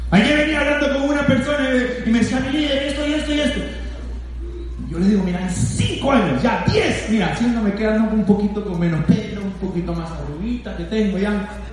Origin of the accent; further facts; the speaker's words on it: Lima, Peru; yo nací en Huaycán, conozco la pobreza.